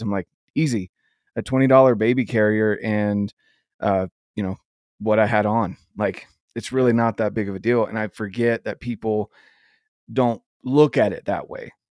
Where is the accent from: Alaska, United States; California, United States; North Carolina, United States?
North Carolina, United States; moved away; also born or lived in Rocky Mountains; I grew up in North Carolina